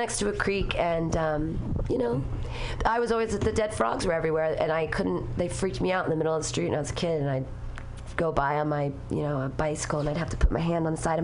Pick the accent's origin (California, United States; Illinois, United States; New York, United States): California, United States; Danville; also born or lived in Livermore, California; I grew up in Danville